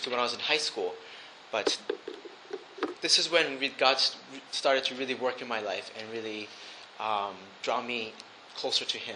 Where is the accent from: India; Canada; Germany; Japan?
Japan; And because of that, I grew up in Japan and instead of going to a boarding school, my parents sent me to the local Japanese school.